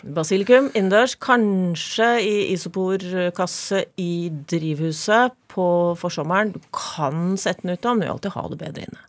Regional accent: Norway; født og oppvokst i Obos

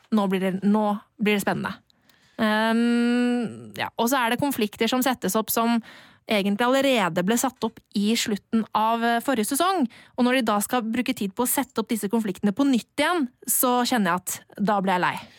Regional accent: Bærums Verk, Akershus, Norway; så gikk vi på lekebutikken på Bærums Verk, der jeg er fra

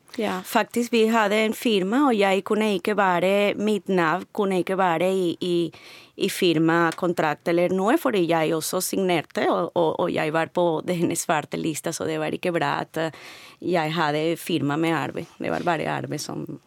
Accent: Venezuela; Norwegian is a second language; moved away as an adult; also born or lived in Caracas; now in Norway; Jeg kommer fra Venezuela.

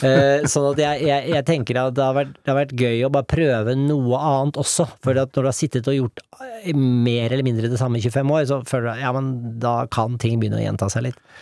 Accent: Norway; moved away; jeg er norsk fortsatt

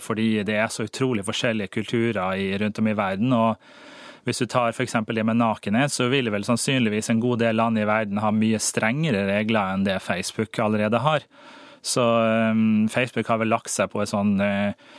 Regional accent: Norway; jeg er nordmann

